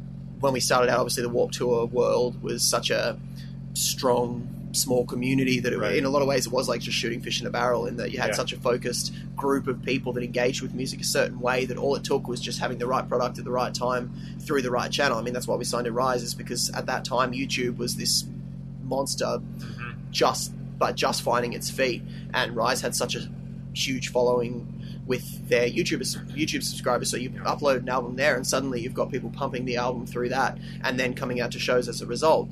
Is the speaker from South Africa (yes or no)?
no; Australia; as an Australian band